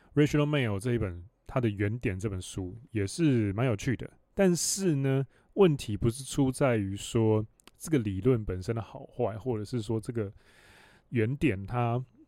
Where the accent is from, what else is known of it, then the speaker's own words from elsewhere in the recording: Hualien County, Taiwan; 我又是成长在，你要说深山里面嘛，我在花莲里面出生